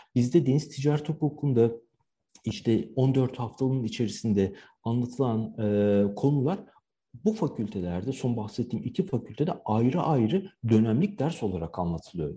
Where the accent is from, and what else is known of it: Turkey; moved away as an adult; also born or lived in Istanbul; now in Shanghai, China